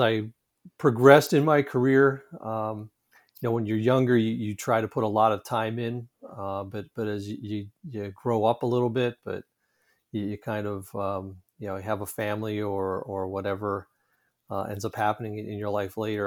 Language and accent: English; Pittsburgh, Pennsylvania, United States; born or raised there